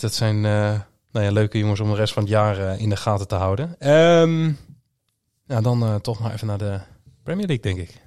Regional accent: Groningen, Netherlands; also born or lived in Schijndel, North Brabant; now in North Brabant, Netherlands; Ik kom oorspronkelijk uit Groningen. Ik woon tegenwoordig in, in het mooie Brabant

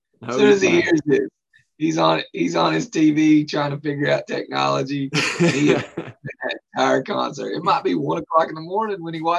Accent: Appalachia, United States; thinking back to growing up in Appalachia.

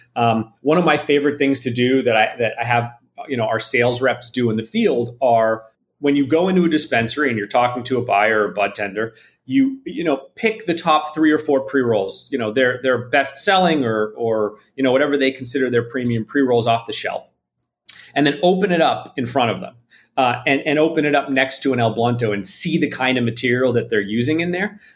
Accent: Toronto, Ontario, Canada; moved away as an adult; now in Los Angeles, United States; I'm from Canada originally. I'm from Toronto, um, and I moved out to Los Angeles about 14 or 15 years ago.

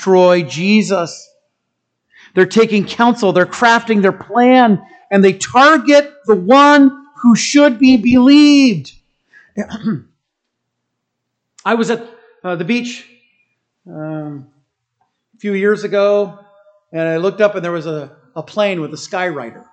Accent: United States; As an American

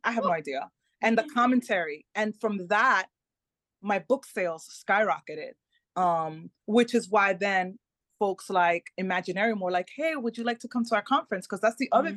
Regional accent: New York, United States; first language Spanish; English is a second language; moved away as an adult; also born or lived in Melbourne, Florida; now in Tampa, United States; I was born in New York, raised in New York, but we live in Florida.

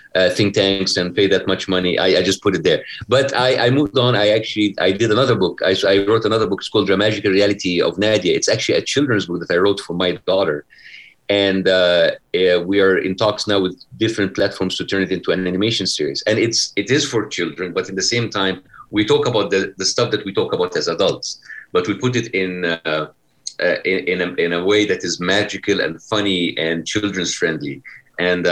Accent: Egypt; moved away as an adult; now in California, United States; what I have gone through in Egypt, or I don't have to deal with them the same way that my parents dealt with me back in Egypt

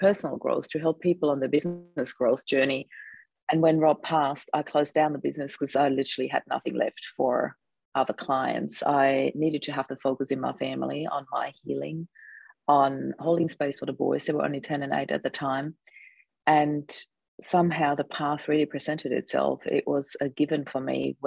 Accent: Austria; now in Australia; I'm actually originally from Austria, so there's lots of snow there

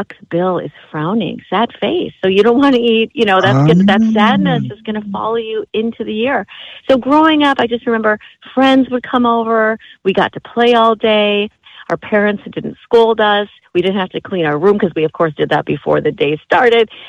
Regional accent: Minneapolis, Minnesota, United States; there were limitations growing up in Minneapolis

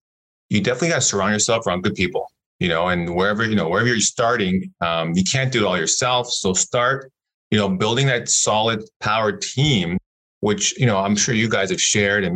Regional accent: Toronto, Ontario, Canada; moved away; born and raised in Toronto.

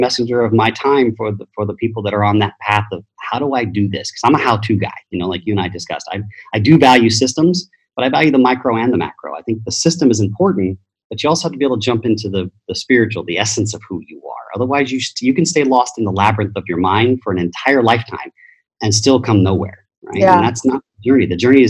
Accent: Japan; being Italian, I was, quote unquote, baptized in the Roman Catholic Church. But I grew up in Japan, so that's really interesting.

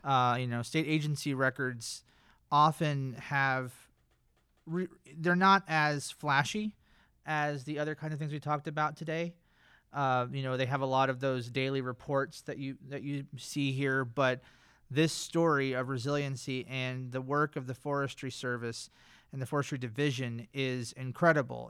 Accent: North Carolina, United States; I'm from North Carolina

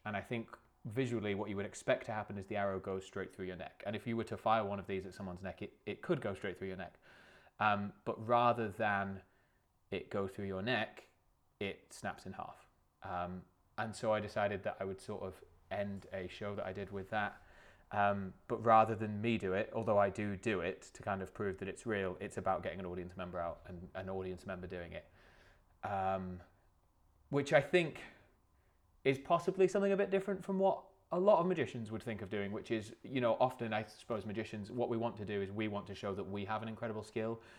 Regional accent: Lake District, North West England, United Kingdom; I grew up in the Lake District

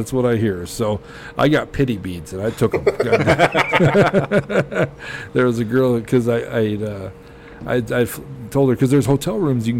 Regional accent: Colorado, United States; I'm like, plains.

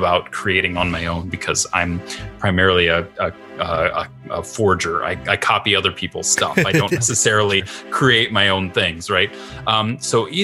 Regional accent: Midwest, United States; also born or lived in St. Paul, Minnesota; I'm a Midwesterner

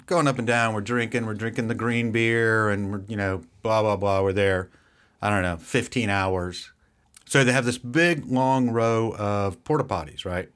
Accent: near Savannah, Georgia, United States; I grew up near Savannah

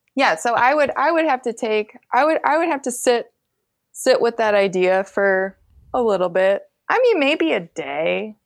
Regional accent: Grand Rapids, Michigan, United States; moved away as an adult; also born or lived in Greenville, Illinois / St. Louis; I grew up in Grand Rapids, Michigan

